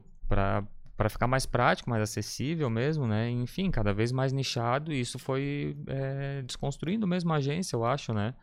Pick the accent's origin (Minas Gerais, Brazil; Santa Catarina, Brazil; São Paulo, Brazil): Santa Catarina, Brazil; Florianópolis; eu sou daqui de, de Floripa, nascido e criado na Trinda